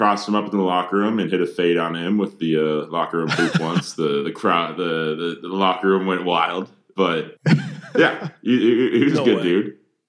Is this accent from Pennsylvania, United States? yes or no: no; Wisconsin, United States; moved away as an adult; also born or lived in South Dakota; I'm from Wisconsin, small town in Wisconsin, right outside of the Twin Cities where Michelle was from.